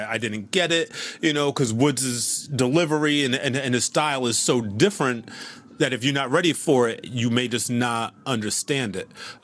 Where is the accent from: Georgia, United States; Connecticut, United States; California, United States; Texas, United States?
Connecticut, United States; Hartford; moved away as an adult; also born or lived in Boston, Massachusetts; now in Brooklyn, United States; I was born in Hartford, Connecticut, and then I moved to Boston specifically to go to Berklee.